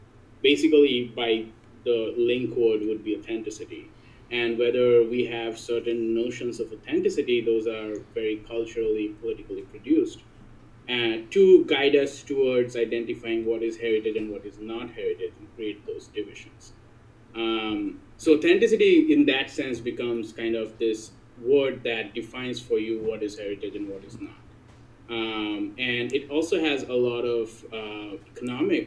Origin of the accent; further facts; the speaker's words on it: Kolkata, West Bengal, India; now in Urbana, United States; from the authentic city of Calcutta in the authentic nation of India